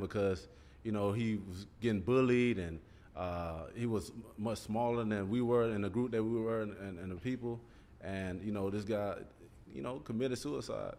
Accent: Columbus, Georgia, United States; coming from the neighborhood I came came from East Wind Lane, like I'm right around the block from um, Carver High School

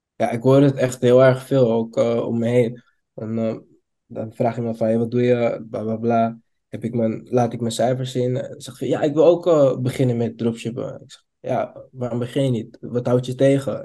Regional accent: Amsterdam, North Holland, Netherlands; Ik kom uit Amsterdam

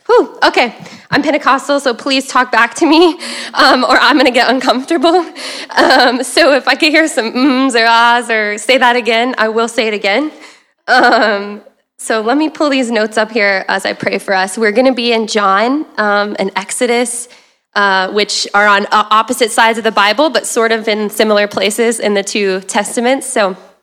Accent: the South, United States; if you heard the y'all, I'm from the South

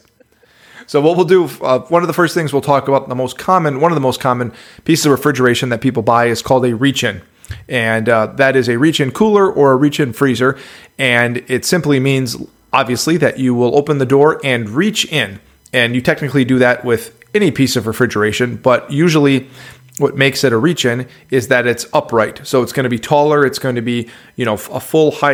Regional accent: Midwest, United States; You've got some twang coming from someone that was born and raised in the Midwest

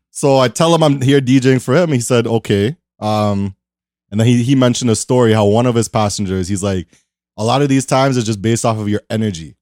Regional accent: Toronto, Ontario, Canada; I'm in, I'm from Toronto

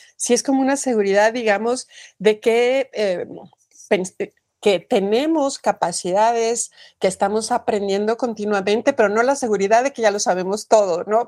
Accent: Mexico; en mi país, en México

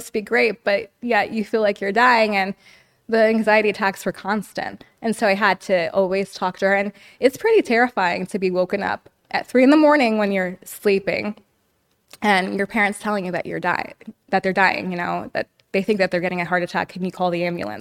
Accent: New York City, New York, United States; now in Los Angeles, United States; I was born in New York City

